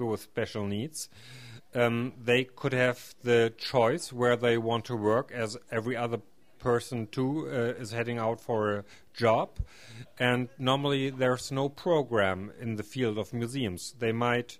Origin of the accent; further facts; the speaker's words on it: Schwerin, Mecklenburg-Vorpommern, Germany; I come from the Schwerin area, which is close to Hamburg in Germany.